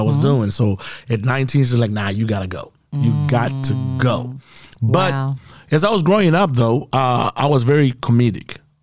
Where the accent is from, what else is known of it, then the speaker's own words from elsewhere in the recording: Zimbabwe; first language Shona; English is a second language; moved away as an adult; now in United States; the Africa that I grew up in Zimbabwe